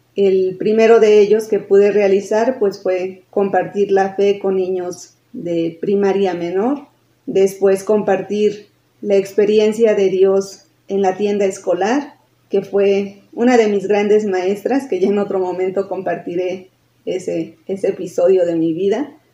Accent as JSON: {"language": "Spanish", "town": "Tulancingo de Bravo", "region": "Hidalgo", "country": "Mexico", "tie": "born or raised there", "moved": "as an adult", "said": "también soy originaria de Tulancingo, de Bravo Hidalgo. Desde el 2006 dejé de vivir en Tulancingo"}